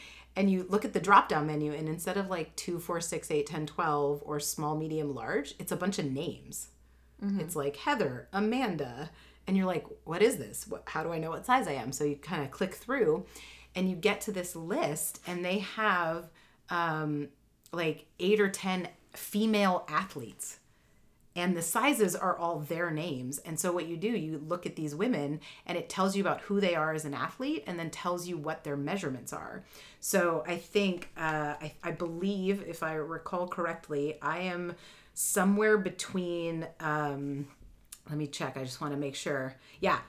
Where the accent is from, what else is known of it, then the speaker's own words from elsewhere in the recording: Canada; I'm Canadian